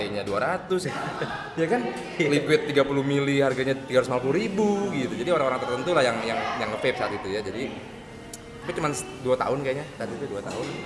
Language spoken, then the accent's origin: Indonesian; Jakarta, Indonesia; Karena kita orang Jakarta kan, ah. tiba-tiba ke Semarang yang kita nggak tahu apa